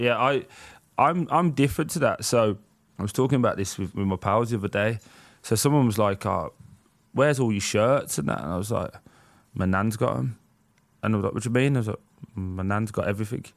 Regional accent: Birmingham, West Midlands, United Kingdom; I grew up in a place called Chelmsford Wood

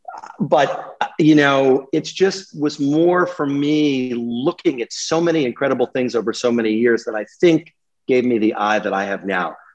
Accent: New York City, New York, United States; moved away as an adult; also born or lived in St. Paul, Minnesota / the Hamptons; Born and raised on the Upper West Side.

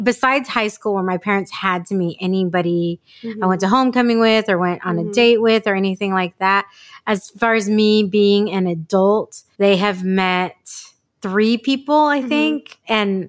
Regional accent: San Diego, California, United States; a native San Diegan. Mm-hmm. So tell me your experience, because I grew up in North County.

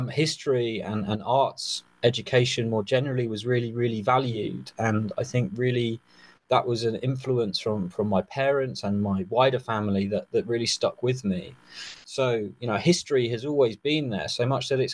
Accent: just south of London, South East England, United Kingdom; I grew up in the southeast of the United Kingdom, just south of London, in the early 90s

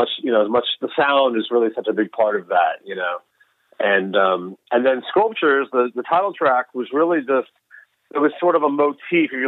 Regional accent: Texas, United States; I grew up in Texas

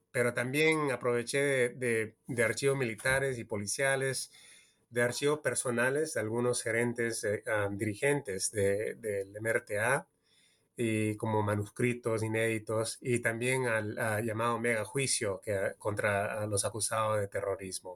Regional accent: California, United States; also born or lived in Peru; yo soy peruano estadounidense. Yo nací en California, pero de mi, mi familia es peruana

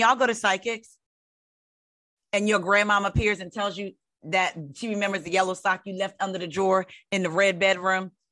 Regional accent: Long Beach, California, United States; I'm from Long Beach

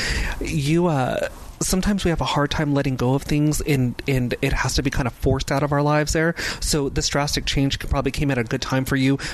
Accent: Los Angeles, California, United States; I'm born and raised in Los Angeles here

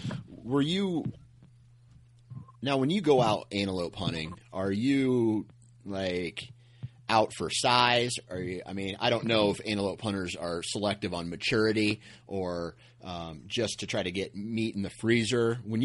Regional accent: Iowa, United States; I'm a flatlander, right? I'm from the Midwest. We don't have elk in Iowa

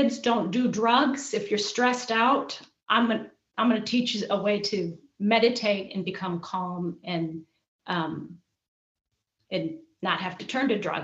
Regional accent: Michigan, United States; moved away as an adult; also born or lived in Indiana; I was in Michigan

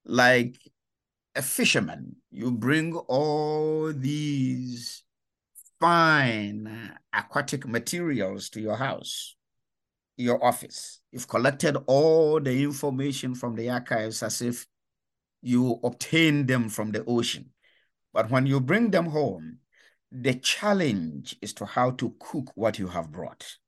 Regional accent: Ghana; moved away as an adult; I come from Ghana. uh, in West Africa, and that was where I was born, raised, and educated

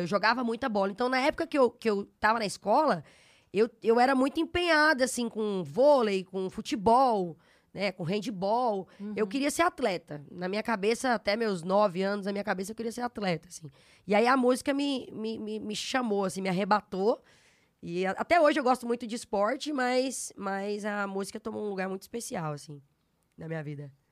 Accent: Araguaína, Tocantins, Brazil; moved away as an adult; also born or lived in Goiânia / São Luís; now in São Paulo, Brazil; Eu sou de Goiânia, natural de Goiânia, e, e, na, e cresci, né? Fui criada em Araguaína, no interior do estado Tocantins

